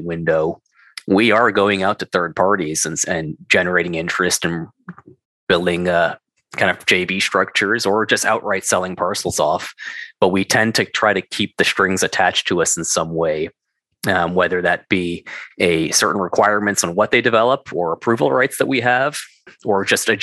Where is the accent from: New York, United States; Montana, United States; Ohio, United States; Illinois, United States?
New York, United States; moved away; also born or lived in Denver; I'm from New York.